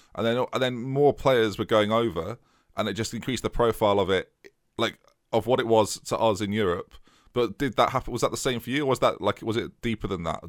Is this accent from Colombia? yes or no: no; United States; accent: American; my American accent